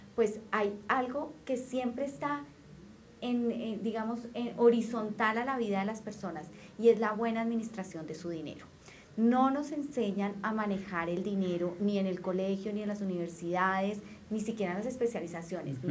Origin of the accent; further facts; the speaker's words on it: Colombia; soy una colombiana común y corriente